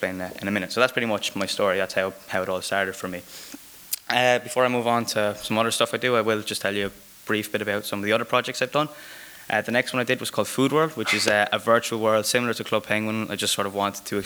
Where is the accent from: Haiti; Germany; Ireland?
Ireland; Waterford, Munster; I'm from Ireland, I'm from a really small town in the south called Waterford